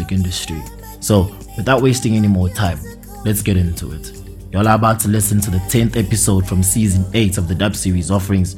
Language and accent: English; Empangeni, KwaZulu-Natal, South Africa; my hometown Empangeni in KwaZulu Natal